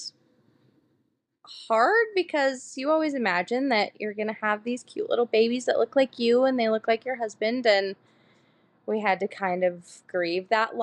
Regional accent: Utah, United States; I'm from Utah, born and raised

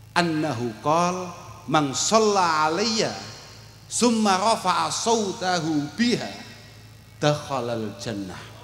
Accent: Kediri, East Java, Indonesia; saya dari Kediri

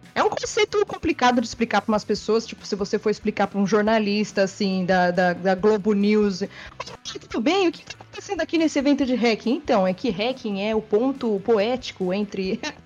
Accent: São Paulo, Brazil; eu vim da Zona Norte também.

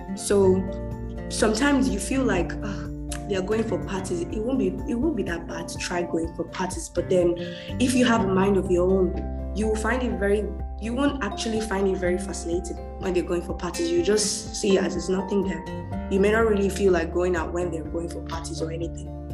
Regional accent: Nigeria; I'm Nigerian

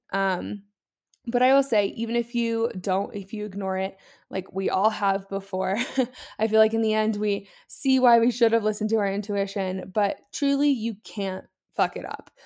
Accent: Columbus, Ohio, United States; moved away as an adult; I am from Columbus, Ohio. I'm born and raised there

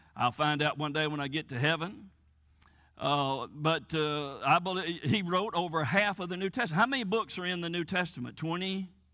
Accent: United States; moved away as an adult; I grew up here in Fayette County, born and raised here, went to school here, graduated from high school here

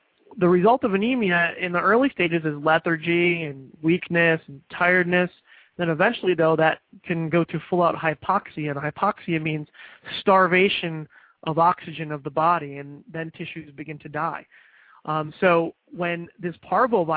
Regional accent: Florida, United States; Indian River and St. Lucie counties in state of Florida, my home state

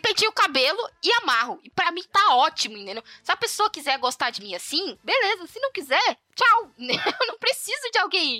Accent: São Paulo, Brazil; eu sou a filha do meio e tudo mais, já nasci aqui em São Paulo

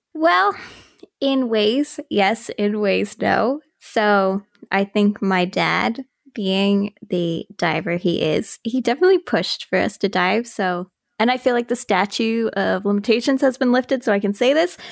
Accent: Halifax, Nova Scotia, Canada; also born or lived in St. Margaret's Bay, Nova Scotia; I'm, like, a born and raised Haligonian. I was born in Halifax, raised in H R M. I guess I kinda grew up in Saint Margaret's Bay

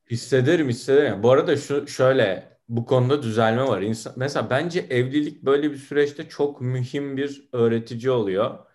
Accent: Turkey; Ben bu konuda Türkiye standartlarında görece modern bir ailede büyüdüm.

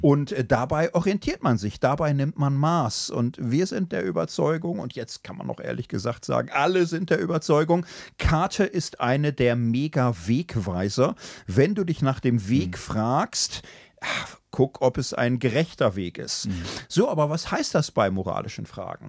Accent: Gelsenkirchen, North Rhine-Westphalia, Germany; ich komme aus Gilsenkirchen, bin da in einem Hochhaus groß geworden

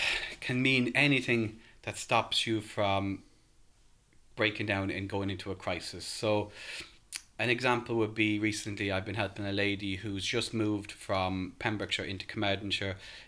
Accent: Ireland; As you can tell by my accent, I'm not local. I'm from Ireland originally.

